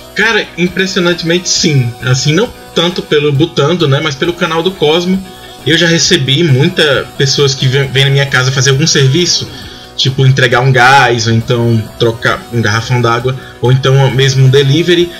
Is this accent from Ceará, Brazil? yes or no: yes; Ceará, Brazil; eu sou do Ceará